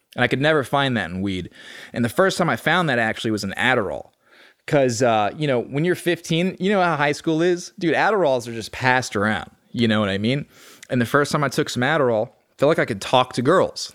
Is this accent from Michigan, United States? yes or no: no; Austin, Texas, United States; born and raised in Austin, Texas